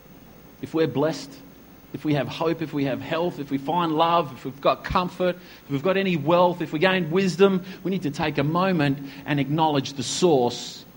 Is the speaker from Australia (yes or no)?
yes; Australia; When we sing the Australian anthem, I'm stirred as an Australian